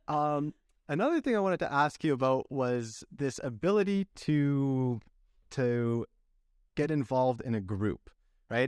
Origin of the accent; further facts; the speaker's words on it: Canada; as a Canadian